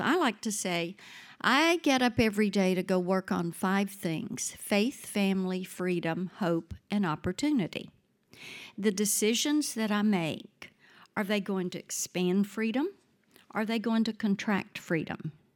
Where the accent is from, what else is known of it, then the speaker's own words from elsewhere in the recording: South Mississippi, United States; now in Nashville, United States; I grew up in South Mississippi, grew up on a farm